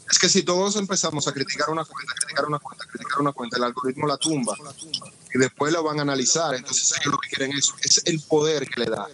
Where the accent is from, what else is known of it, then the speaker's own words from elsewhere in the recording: Dominican Republic; Yo soy negro y por la forma de hablar, alguna vez si preso, me han dicho que no soy dominicano